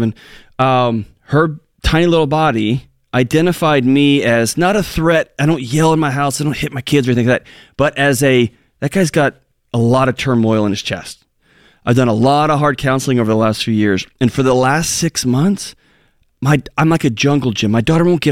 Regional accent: Texas, United States; I'm from Texas.

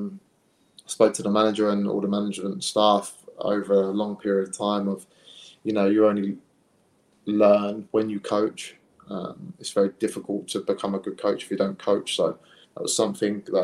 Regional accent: Hastings, South East England, United Kingdom; born or raised there

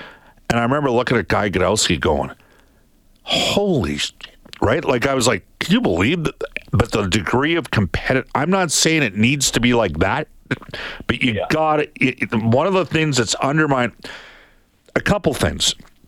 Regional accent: Edmonton, Alberta, Canada; I'm from Edmonton.

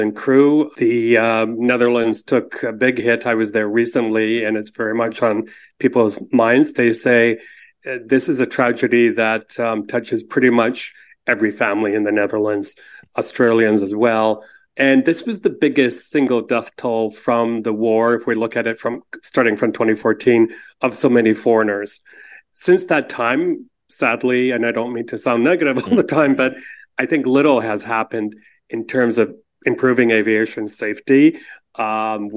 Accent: Canada; as a Canadian

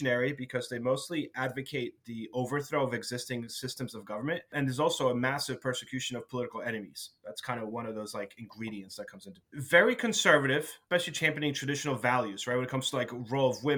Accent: New Jersey, United States; we are from New Jersey, and we're recording this obviously in New Jersey

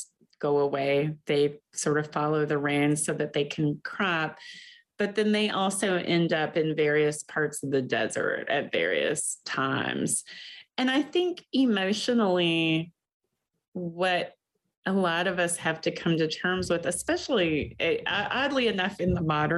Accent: Kentucky, United States; now in Michigan, United States; I grew up in Kentucky, and for a long time I thought Kentucky was home

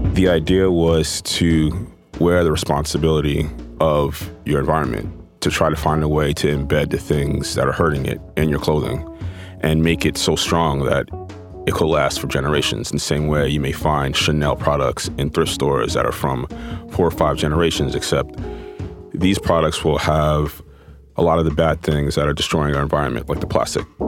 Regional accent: New York City, New York, United States; Growing up in Manhattan and coming out of my house and seeing the Empire State Building

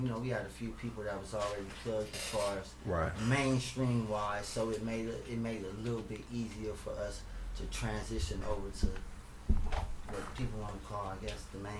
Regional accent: Los Angeles, California, United States; I'm from the Crenshaw District.

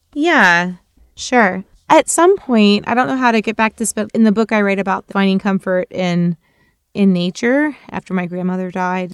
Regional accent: Florida, United States; as a kid growing up in Florida

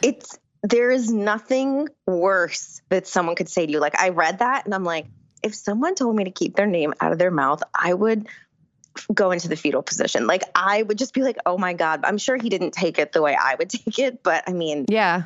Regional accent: Rhinebeck, New York, United States; where I grew up in Rhinebeck

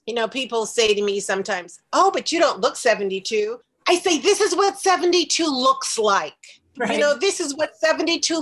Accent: Chicago, Illinois, United States; moved away as an adult; also born or lived in New York; my hometown of Chicago

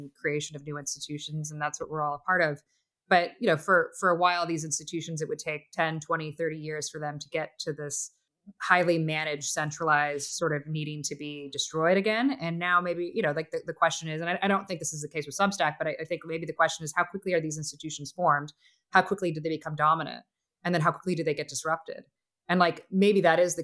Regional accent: Northern Florida, United States; I grew up in Florida

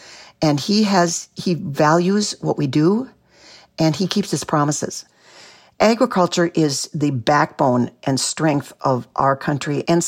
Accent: Minneapolis, Minnesota, United States; moved away as an adult; now in Grantsburg, United States; I grew up in Minneapolis. I was a city slicker, and I married this really cute farmer in northern Wisconsin.

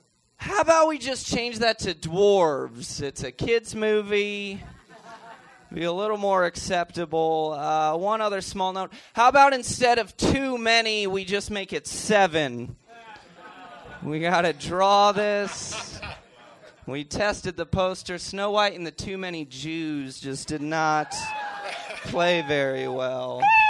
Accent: Fort Pierce, Florida, United States; moved away; also born or lived in Miami; I'm from Fort Pierce, two hours north.

